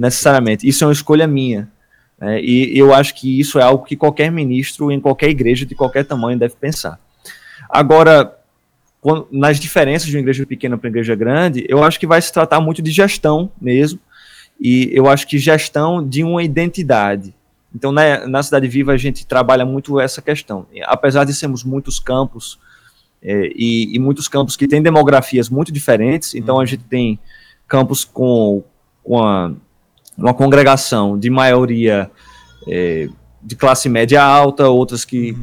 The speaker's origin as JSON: {"language": "Portuguese", "region": "Paraíba", "country": "Brazil", "accent": "Paraíba accent", "said": "o sotaque da gente da Paraíba aqui"}